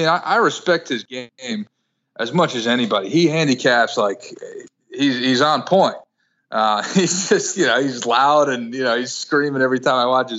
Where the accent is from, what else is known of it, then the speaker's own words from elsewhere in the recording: Brooklyn, New York, United States; I was 16 and I grew up in Brooklyn, so a lot of easy access, as you can imagine, to placing a bet.